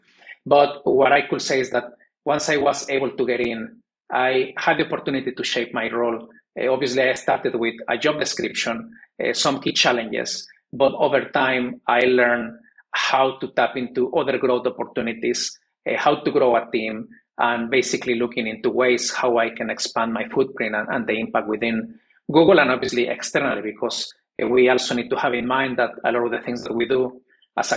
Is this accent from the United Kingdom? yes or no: no; Mexico; moved away as an adult; also born or lived in United States / New York / South Korea / Poland; I'm originally from Mexico, born and raised.